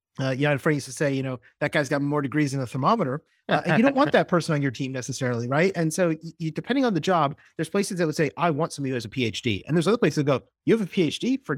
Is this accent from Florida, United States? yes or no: yes; Florida, United States; I grew up as a Floridian. I grew up in South Florida.